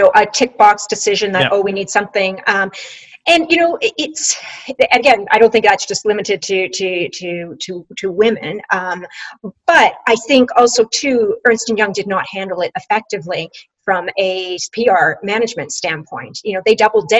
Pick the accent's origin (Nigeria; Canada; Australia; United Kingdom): Canada; I'm Canadian